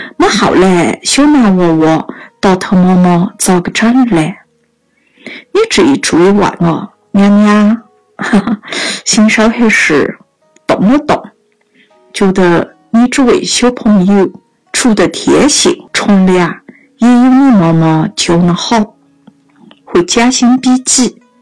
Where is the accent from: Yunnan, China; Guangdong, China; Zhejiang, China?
Yunnan, China; accent: Yunnan dialect; 我们云南话上有一句“懒了瘦麻蛇吃”